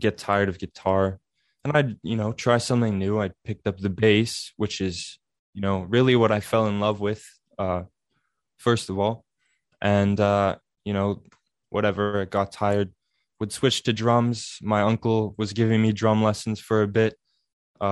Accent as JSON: {"language": "English", "town": "Altona", "region": "Manitoba", "country": "Canada", "said": "I'm from a small little town in southern Manitoba called Altona"}